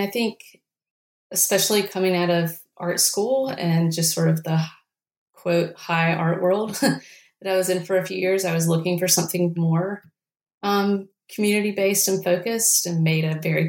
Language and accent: English; North Carolina, United States; I grew up with them in Eastern North Carolina.